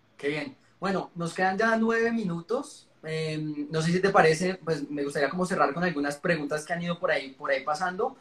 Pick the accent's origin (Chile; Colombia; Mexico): Colombia; como colombiano